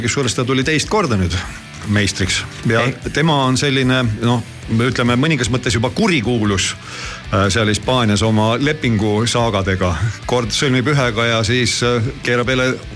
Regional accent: Estonia; ma olen eestlane

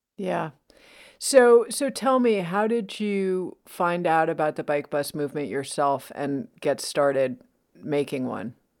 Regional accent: New York City, New York, United States; I grew up in New York City in the seventies and eighties

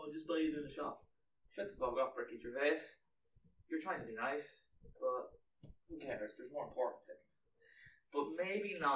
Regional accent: Ireland; we're Irish

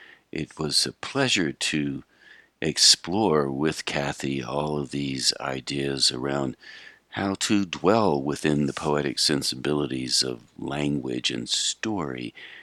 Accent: United States; accent: American; We are speaking American accents.

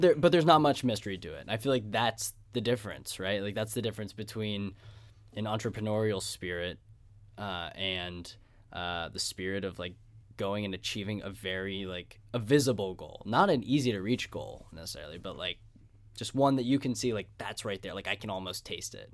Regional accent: Pittsburgh, Pennsylvania, United States; I was from, I'm from Squirrel Hill.

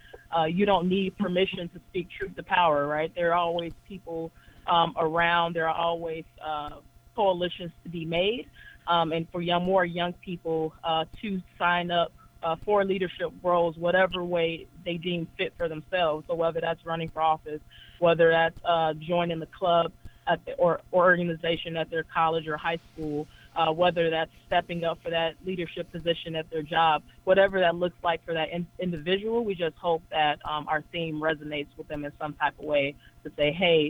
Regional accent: Chicago, Illinois, United States; I'm from Chicago

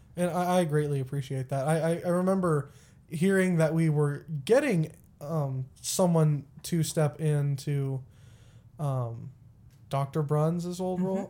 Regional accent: Texas, United States; also born or lived in Springfield, Missouri; now in McPherson, United States; I grew up in Texas

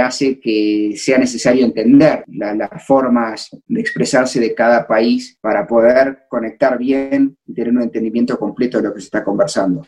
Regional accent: Argentina; accent: argentino; moved away as an adult; now in Mexico; yo soy argentino

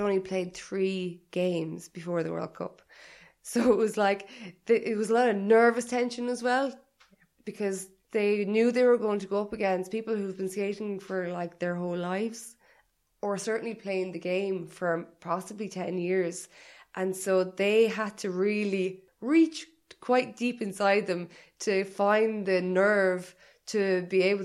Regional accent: Ireland; also born or lived in Liverpool; I wanted to be at home. Yeah. I wanted to be in Ireland. I missed Irish people, and I missed my family

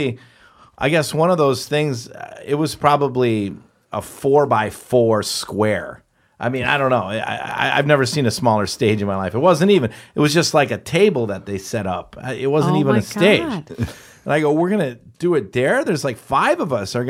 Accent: Wisconsin, United States; I came from Wisconsin

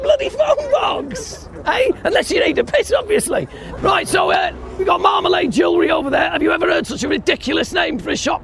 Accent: Yorkshire and the Humber, United Kingdom; As a Yorkshireman

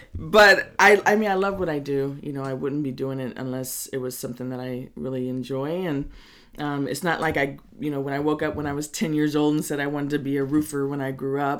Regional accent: Middletown, California, United States; also born or lived in Berkeley, California; I grew up in Middletown and Hidden Valley, and my parents moved uh, me and my brother up there when we were I was five years old. We lived in Berkeley

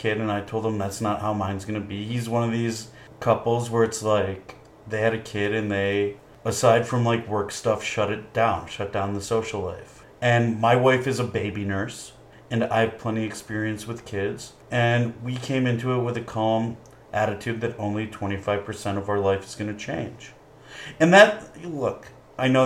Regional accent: Michigan, United States; moved away as an adult; also born or lived in Indiana; now in Los Angeles, United States; I grew up in Michigan

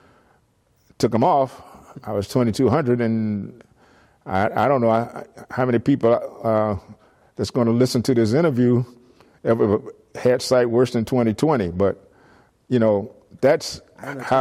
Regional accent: Miami, Florida, United States; moved away as an adult; now in San Jose, United States; I grew up in Miami, Florida

